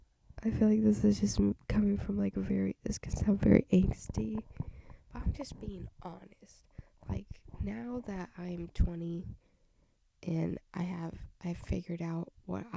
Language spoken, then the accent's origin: English; Southern United States, United States; accent: country accent, southern twang